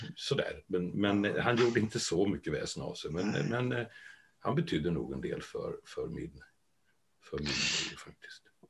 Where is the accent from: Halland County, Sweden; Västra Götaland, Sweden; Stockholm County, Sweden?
Västra Götaland, Sweden; Trollhättan; Född och uppväxt i Trollhättan